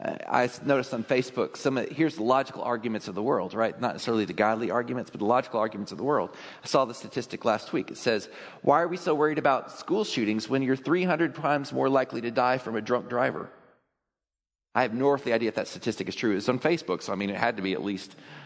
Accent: Texas, United States; I grew up in Texas.

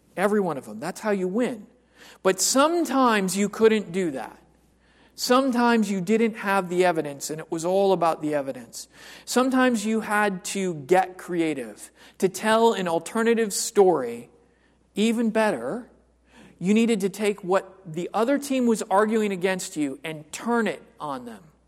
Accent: United States; I am completely an American mutt.

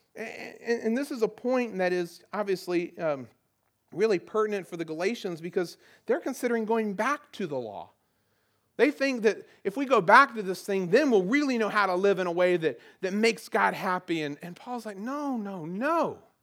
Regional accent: the South, Southern United States, United States; accent: southern; my old southern accent

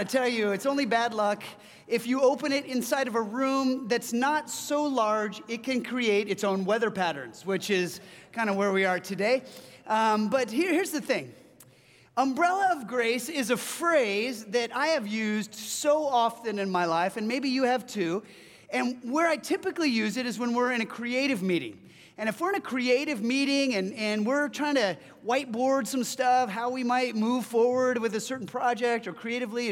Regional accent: Southern California, United States; now in Seattle, United States; I hail from Southern California

